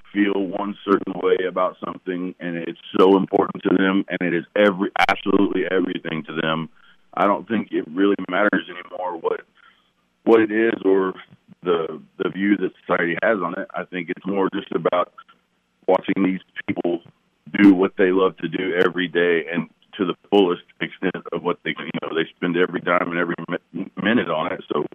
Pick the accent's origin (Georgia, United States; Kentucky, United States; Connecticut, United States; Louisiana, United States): Kentucky, United States; Louisville; now in Oklahoma, United States; I'm a transport from Louisville, Kentucky to here, but I am now an Okie, and I'm proud of it.